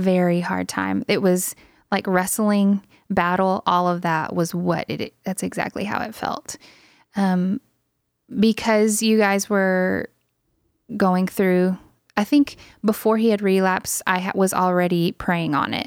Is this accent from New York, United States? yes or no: no; Louisiana, United States; moved away; I am Native American, part of the, part of the Cacheta tribe of Louisiana